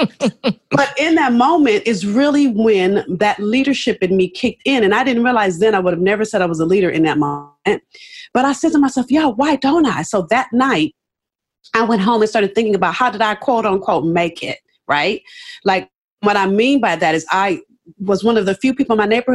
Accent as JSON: {"language": "English", "town": "Los Angeles", "region": "California", "country": "United States", "tie": "born or raised there", "said": "I'm from South Central Los Angeles"}